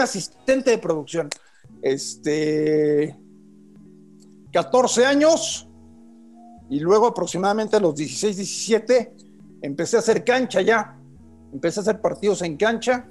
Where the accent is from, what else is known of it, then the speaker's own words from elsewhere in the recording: Mexico City, Mexico; yo nací en la Ciudad de México hace 48 años